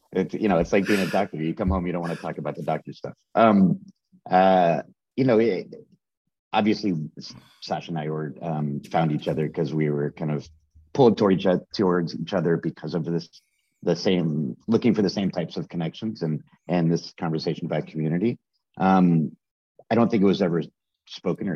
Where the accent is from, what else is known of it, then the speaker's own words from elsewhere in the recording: Dallas, Texas, United States; moved away as an adult; now in New York, United States; I grew up in Dallas. My family moved there when I was like 2 years old